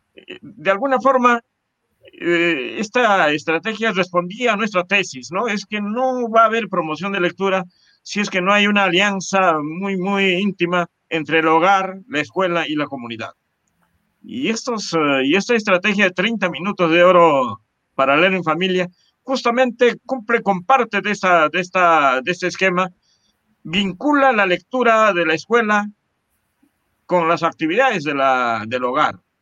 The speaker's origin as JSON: {"language": "Spanish", "town": "Chupaca", "region": "Junín", "country": "Peru", "tie": "born or raised there", "said": "toda nuestra formación básica eh, y, superior la hicimos en nuestra tierra, en eh, Chupaca"}